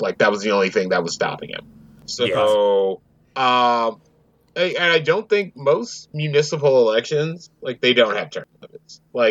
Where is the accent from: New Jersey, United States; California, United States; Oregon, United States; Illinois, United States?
Illinois, United States; Chicago; as a Chicagoan here